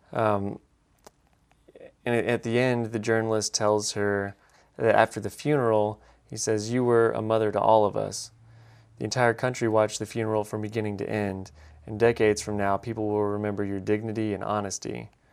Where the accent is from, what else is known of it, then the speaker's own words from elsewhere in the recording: Alabama, United States; I'm from Alabama